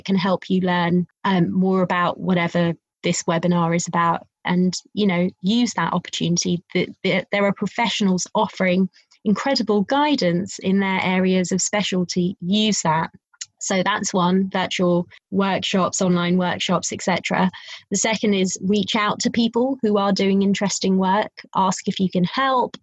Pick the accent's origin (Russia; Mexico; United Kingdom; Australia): United Kingdom; Wembley, London; I'm a girl from Wembley